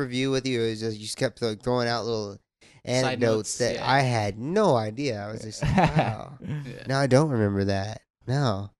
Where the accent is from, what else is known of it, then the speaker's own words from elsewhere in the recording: Indiana, United States; moved away as an adult; now in San Diego, United States; You have people back in my hometown. I'm from Indiana. It's the middle of the US. I mean, until I was in my 20s, before I came, when I came here to San Diego, that was the first time I seen an ocean.